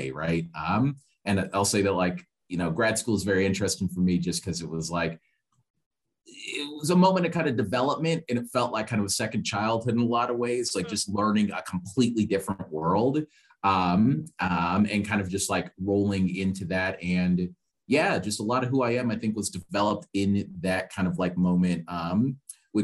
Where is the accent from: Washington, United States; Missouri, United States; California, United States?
Missouri, United States; Kansas City; I'm from Kansas City, Missouri, originally.